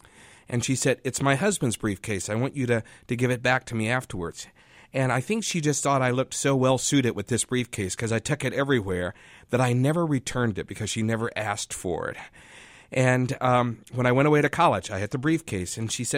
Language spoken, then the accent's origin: English; United States; when I was growing up in Madison Park